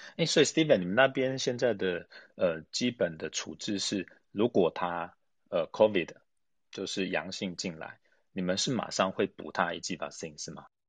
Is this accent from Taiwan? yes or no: yes; Taiwan; 替我们台湾人问的